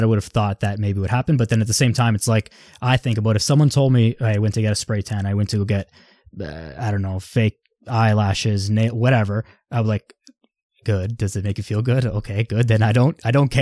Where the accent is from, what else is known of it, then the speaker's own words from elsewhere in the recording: Vaughan, Ontario, Canada; I'm from Vaughan, grew up there in high school, all my friends and whatever, all there